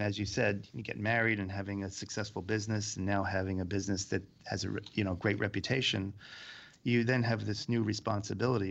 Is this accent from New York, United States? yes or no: yes; New York, United States; being a New Yorker, you deal with all kinds of weather